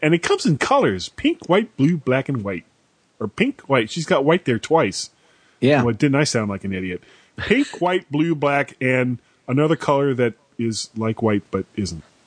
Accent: Fort Lauderdale, Florida, United States; moved away; Fort Lauderdale, which is where I grew up

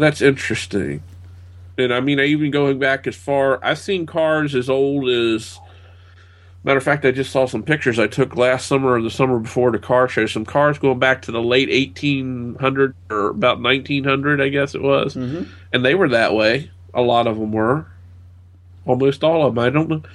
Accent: United States; I'm an American

